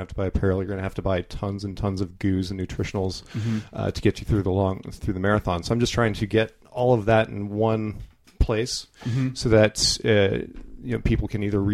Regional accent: New Mexico, United States; moved away; I'm originally from New Mexico

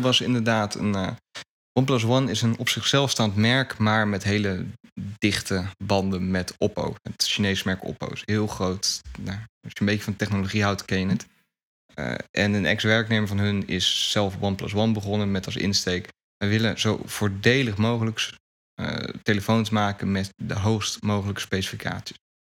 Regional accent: Netherlands

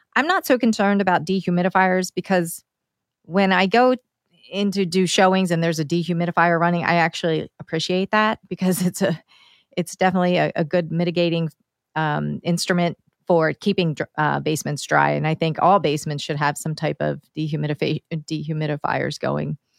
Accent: Downingtown, Pennsylvania, United States; my hometown, Downingtown here

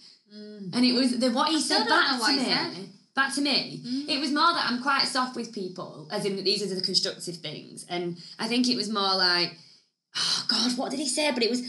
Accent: the north of England, United Kingdom; accent: Northern; I had a shitty Northern accent

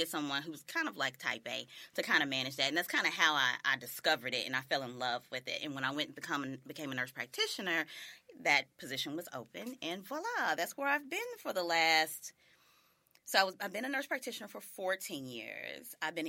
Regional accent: Jackson, Tennessee, United States; I'm originally from Jackson, Tennessee, the Jacktown.

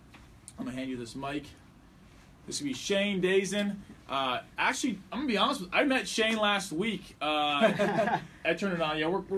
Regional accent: Columbus, Ohio, United States; I'm from Columbus.

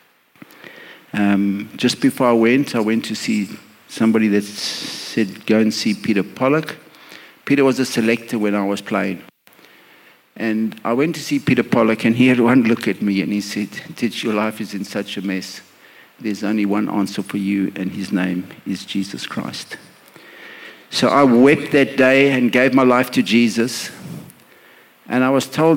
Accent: Johannesburg, Gauteng, South Africa; moved away as an adult; also born or lived in Pietermaritzburg / Durban; I was born in Johannesburg, lived in a beautiful home with beautiful parents

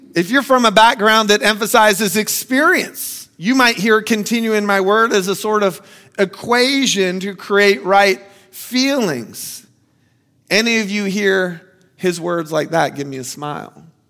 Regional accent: Florida, United States; I'm from Florida

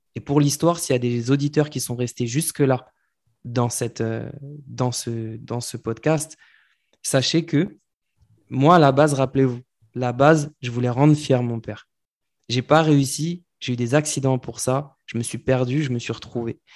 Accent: France; nous, en tant que Français

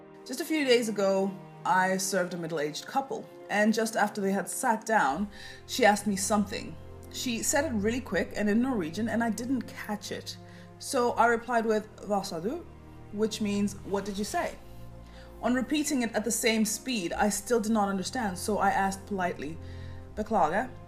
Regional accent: Kenya; now in Norway; I was from Kenya

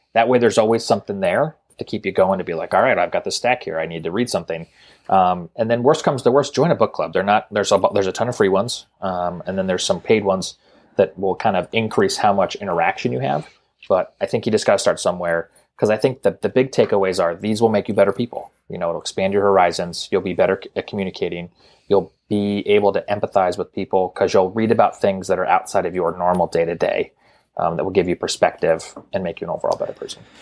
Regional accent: Montana, United States; growing up in Montana

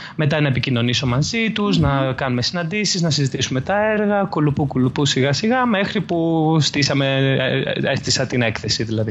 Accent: Athens, Attica, Greece; also born or lived in Volos; από Αθήνα. Ε, γεννήθηκα στην Αθήνα. Ε, μετακόμισα στο Βόλο στα 18 μου να σπουδάσω. Γύρισα πέρσι το 2018 από το Βόλο πάλι στην αθηνα

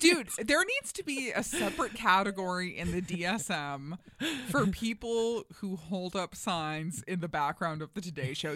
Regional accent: New York, United States; moved away; I'm originally from New York

